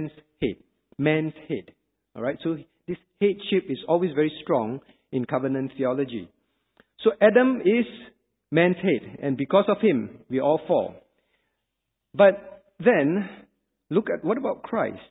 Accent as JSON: {"language": "English", "country": "Singapore", "said": "I'm a Singaporean. Did I have a choice not to be a Singaporean? I did not. When my parents decided to have me, when I was born, I was automatically a Singaporean"}